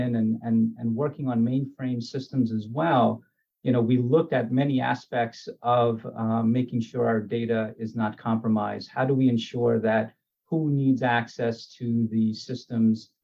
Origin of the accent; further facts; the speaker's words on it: New York, United States; also born or lived in Guyana; we came over to New York when I was about eight. And, you know, growing up in Richmond Hill, Queens, is certainly in the 90s